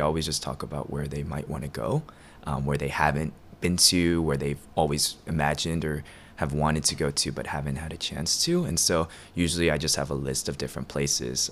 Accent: Atlanta, Georgia, United States; also born or lived in Korea; now in Chicago, United States; Atlanta's been kind of home for as long as I can remember

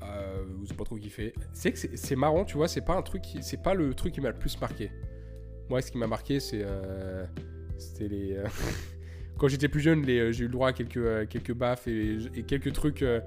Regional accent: Lyon, Auvergne-Rhône-Alpes, France; now in Montreal, Canada; j'ai grandi à Lyon

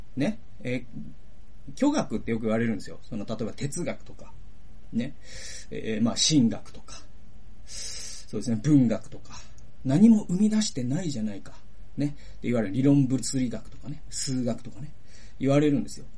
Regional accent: Toyohashi, Aichi, Japan; 僕の地元で言うと、豊橋

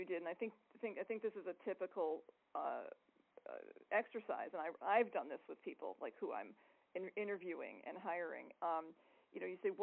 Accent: Hartford, Connecticut, United States; my hometown Hartford

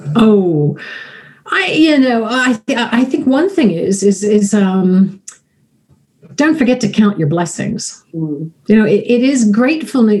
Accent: United States; also born or lived in Florida; now in United Kingdom; I am American

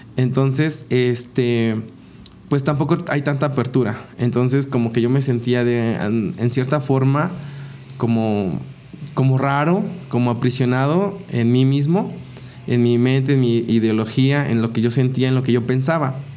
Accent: Tehuacán, Puebla, Mexico; moved away as an adult; also born or lived in Cuesta Blanca, Puebla; de los siete años eh, a los dieciocho, viví en la ciudad de, de Tehuacán, en donde estudié gran parte de mi vida ahí.

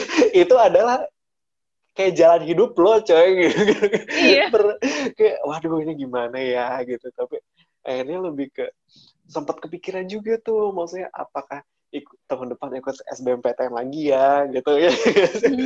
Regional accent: Purwakarta, West Java, Indonesia; berasal dari Purwakarta yang hmm. akhirnya mengambil apa dia uh, waktu itu dari mulai dari kecil dari sekolah SD SMP SMA semua di Purwakarta

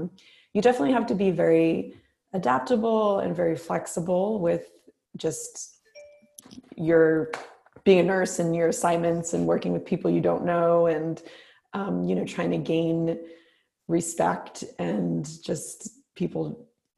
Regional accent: East Coast, United States; moved away as an adult; also born or lived in California / New Orleans; now in Bay Area, United States; I'm from the East Coast originally, but I've been out in the Bay Area, I guess since 2006

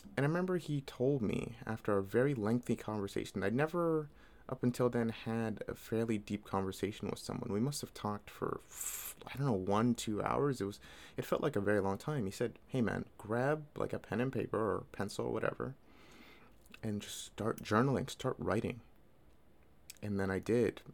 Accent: Toronto, Ontario, Canada; I'm from Toronto

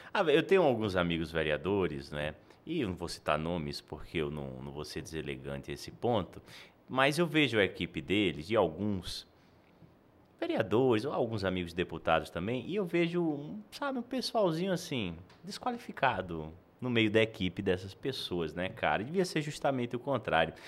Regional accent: Natal, Rio Grande do Norte, Brazil; now in Goiânia, Brazil; eu sou de Natal e, e vim para Goiânia

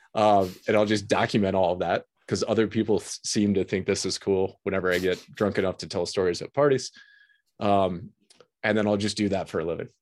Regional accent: Detroit, Michigan, United States; I grew up in the Detroit

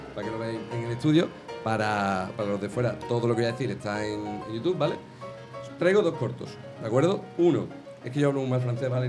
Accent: Jerez de la Frontera, Andalusia, Spain; yo que soy de Jerez

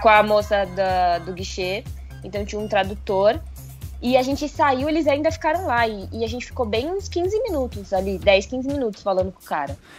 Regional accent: Brazil; Eu sou brasileira, não tem sotaque

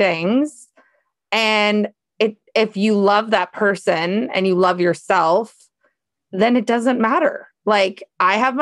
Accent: Seattle, Washington, United States; I'm from Seattle

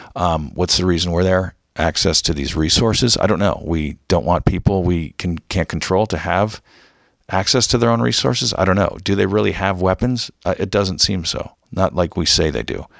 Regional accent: United States; I'm American.

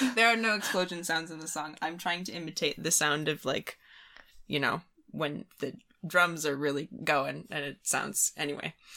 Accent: Midwest, United States; I'm from the Midwest.

